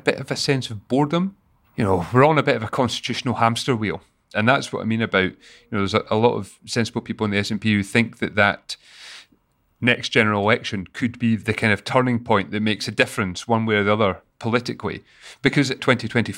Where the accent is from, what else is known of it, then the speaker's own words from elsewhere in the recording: Scotland, United Kingdom; as a Scottish person